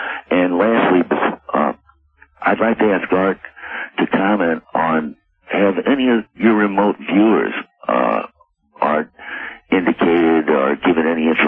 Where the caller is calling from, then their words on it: St. Louis, Missouri, United States; I'm calling from St. Louis, Missouri.